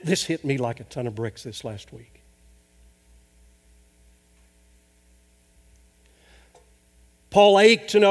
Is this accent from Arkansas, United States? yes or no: yes; Arkansas, United States; moved away; my home state of Arkansas